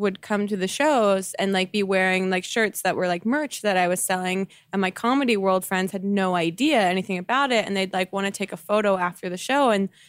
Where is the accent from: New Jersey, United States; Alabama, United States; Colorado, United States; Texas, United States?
New Jersey, United States; I'm from New Jersey.